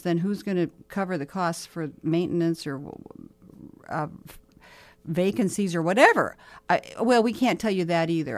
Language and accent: English; Mobridge, South Dakota, United States; now in Sioux Falls, United States; I was in my hometown of Mobridge this summer